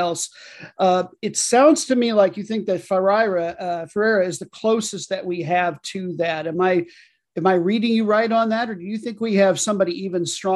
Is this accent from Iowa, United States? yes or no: yes; Iowa, United States; I grew up in Iowa